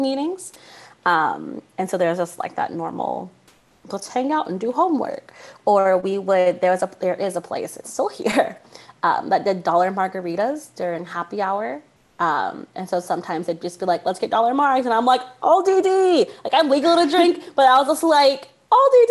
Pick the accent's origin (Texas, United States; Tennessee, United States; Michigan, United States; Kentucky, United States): Texas, United States; San Antonio; also born or lived in Northern California; I grew up in San Antonio, Texas, which is still Central Texas